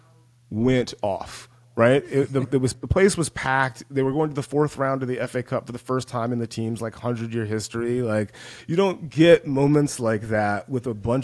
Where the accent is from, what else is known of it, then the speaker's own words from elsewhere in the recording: West Central Georgia, United States; now in Los Angeles, United States; I grew up in West Central Georgia